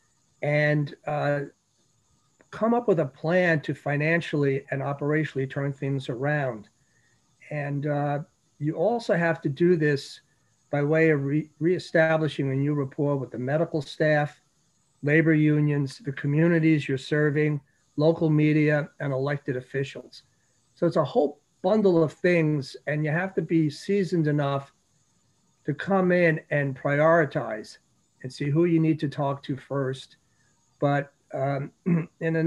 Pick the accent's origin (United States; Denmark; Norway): United States; New York City, New York; moved away; I grew up in New York City, so I knew about poor neighborhoods